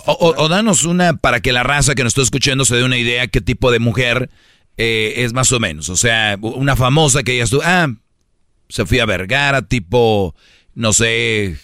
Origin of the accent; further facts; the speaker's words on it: Monterrey, Nuevo León, Mexico; como buen regio